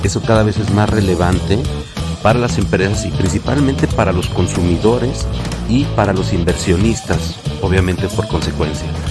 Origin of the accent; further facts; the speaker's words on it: Mexico; en México en realidad todos los somos, pues somos latinos